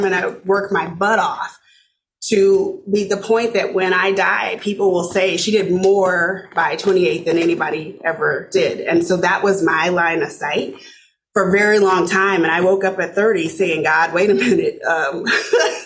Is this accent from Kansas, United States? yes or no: yes; Arkansas City, Kansas, United States; moved away as an adult; also born or lived in Omaha, Nebraska; now in Minnesota, United States; I grew up in a small town south of Wichita, Kansas, called Arkansas City, Kansas